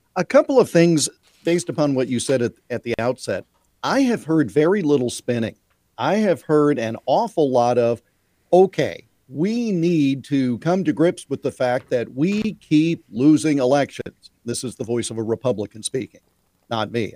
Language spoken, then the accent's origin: English; Iowa, United States; my home state of Iowa